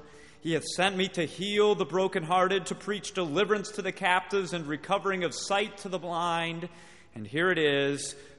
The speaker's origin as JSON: {"language": "English", "town": "Watertown", "region": "Wisconsin", "country": "United States", "said": "We are from Watertown, Wisconsin, and as Brother Moline has already shared with you, I teach at Maranatha Baptist Bible College."}